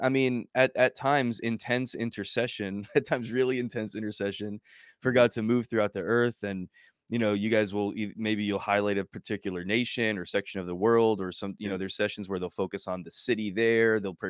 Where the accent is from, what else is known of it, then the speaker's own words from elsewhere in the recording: United States; being obviously an American and being in another nation and far from, you know, how I grew up and my culture